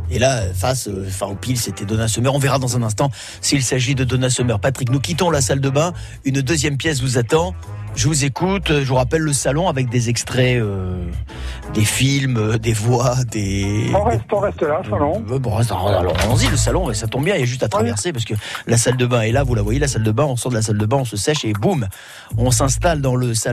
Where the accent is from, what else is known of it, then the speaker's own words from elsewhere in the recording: Paris, Île-de-France, France; born there; Je suis né à Paris, Paris a beaucoup changé, ça ne me plaît pas beaucoup.